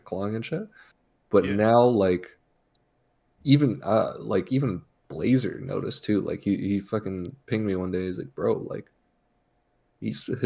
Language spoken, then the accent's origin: English; Canada; I'm Canadian